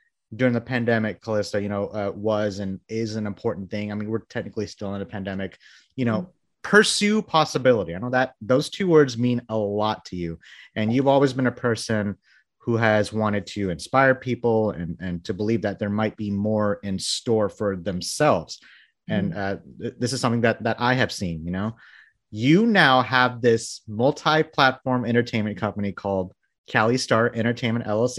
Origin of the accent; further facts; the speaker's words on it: Bangladesh; moved away; I was born in Bangladesh, you know, I moved here, you know, in the early 90s